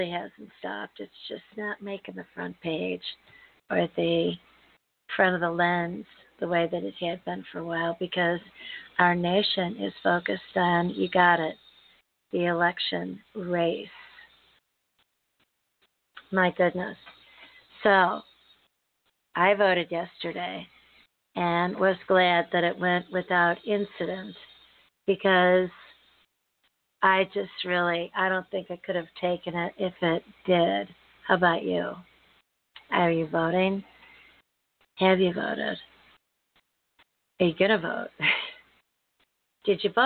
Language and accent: English; United States; I'm an American, born and bred, raised and lived here my entire life